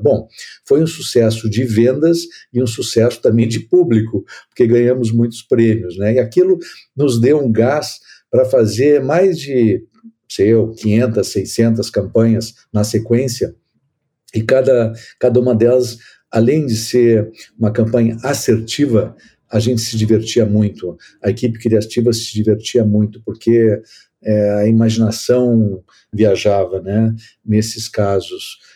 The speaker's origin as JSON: {"language": "Portuguese", "area": "the South", "region": "southern Brazil", "country": "Brazil", "said": "eu sou aqui do Sul"}